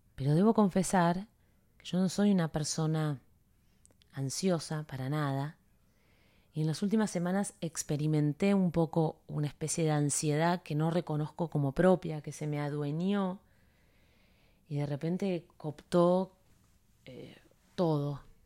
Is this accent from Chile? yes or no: no; Buenos Aires, Argentina; also born or lived in Coronel Suárez, Buenos Aires Province; now in Miami, United States; Vengo de, de Buenos Aires